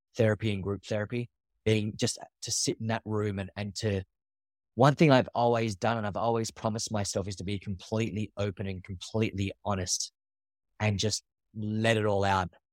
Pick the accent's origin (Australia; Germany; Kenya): Australia; moved away as an adult; now in New York, United States; I'm from Australia. I do now live in New York. I've been in New York for the past twelve years.